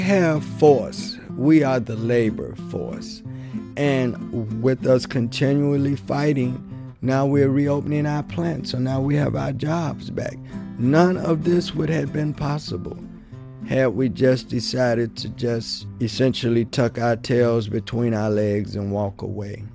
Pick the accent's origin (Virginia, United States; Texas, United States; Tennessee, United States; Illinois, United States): Tennessee, United States; Mason; now in Chicago, United States; I come from Mason, Tennessee, which is right outside of Memphis, Tennessee